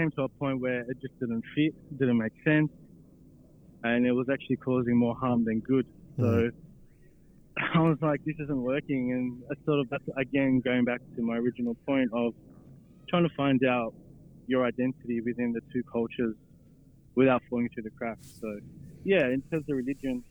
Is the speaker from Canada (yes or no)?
no; Sydney, New South Wales, Australia; I was born here in Sydney.